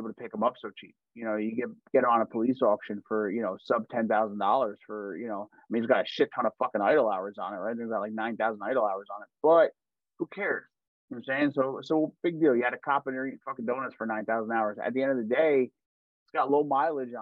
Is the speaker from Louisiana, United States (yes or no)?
no; New Jersey, United States; obviously I'm from Jersey